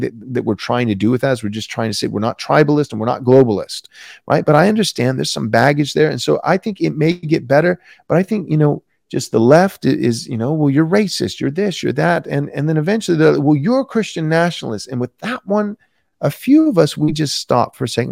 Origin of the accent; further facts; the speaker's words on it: United States; I'm an American